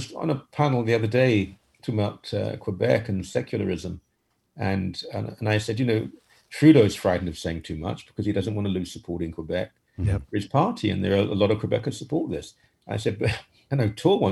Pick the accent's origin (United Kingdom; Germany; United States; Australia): United Kingdom; moved away as an adult; now in Canada; I spent the first 28 years of my life in Britain